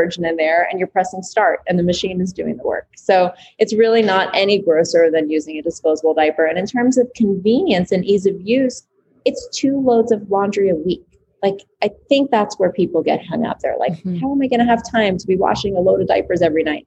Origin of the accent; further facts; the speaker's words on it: New York City, New York, United States; growing up in New York City in small quarters